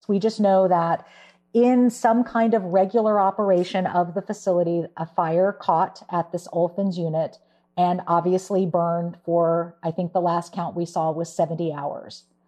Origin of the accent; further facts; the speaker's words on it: Houston, Texas, United States; I uh, was born and raised in Houston